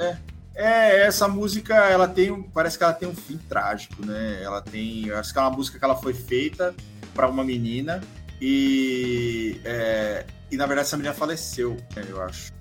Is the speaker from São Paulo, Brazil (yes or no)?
yes; São Paulo, Brazil; eu e o Rodrigo, a gente nasceu na roça, pé vermelho, na brincadeira, a gente é de São Paulo